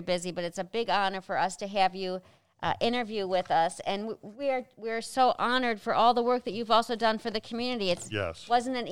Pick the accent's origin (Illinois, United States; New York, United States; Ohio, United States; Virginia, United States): Illinois, United States; Chicago; now in Cincinnati, United States; I'm a foreigner too because I come from Chicago.